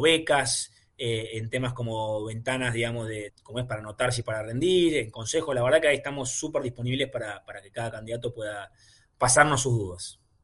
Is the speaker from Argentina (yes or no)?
yes; Argentina; Siendo argentino